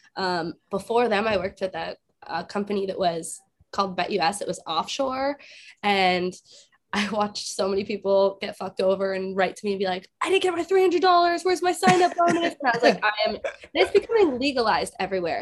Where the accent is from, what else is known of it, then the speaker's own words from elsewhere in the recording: South Florida, United States; I'm from South Florida